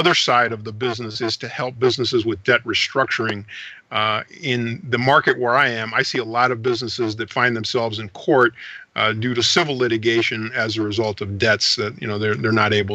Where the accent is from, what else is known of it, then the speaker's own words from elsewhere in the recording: St. Louis, Missouri, United States; also born or lived in Panama City, Panama; I grew up in St. Louis, Missouri